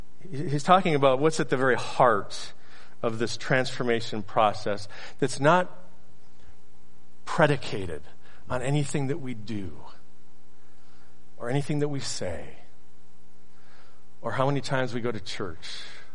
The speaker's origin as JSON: {"language": "English", "region": "the South", "country": "United States", "tie": "born or raised there", "said": "You know, Pastor, I grew up in the South, and I went to Sunday school"}